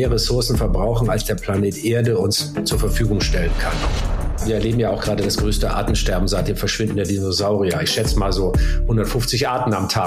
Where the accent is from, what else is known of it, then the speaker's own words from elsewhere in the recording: Hamburg, Germany; dass der äh, Kultursenator der Hansestadt Hamburg mich in unserem wunderschönen Rathaus meiner Heimatstadt äh, da ganz exklusiv empfangen hat